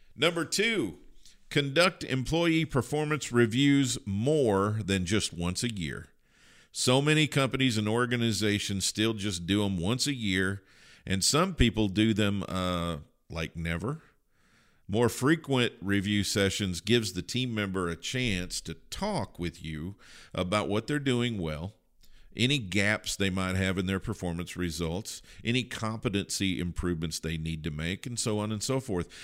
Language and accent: English; Kentucky, United States; I grew up in Kentucky